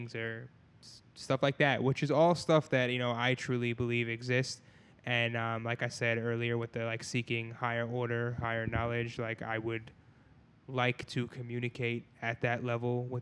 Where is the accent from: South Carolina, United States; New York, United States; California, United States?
New York, United States; now in Pittsburgh, United States; I'm initially from New York